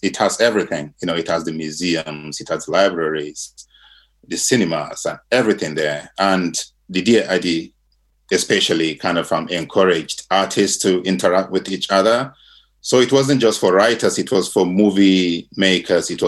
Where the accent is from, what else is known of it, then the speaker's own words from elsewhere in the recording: Nigeria; moved away as an adult; now in Virginia, United States; I grew up in Nigeria, which was colonized by the British